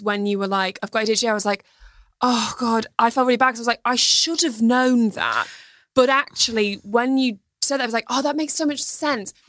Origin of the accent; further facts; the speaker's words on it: England, United Kingdom; growing up in the England